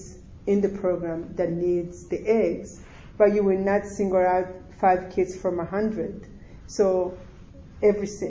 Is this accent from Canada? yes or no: no; Burundi; English is a second language; moved away; also born or lived in Rwanda; I'm Burundi and grew up in Burundi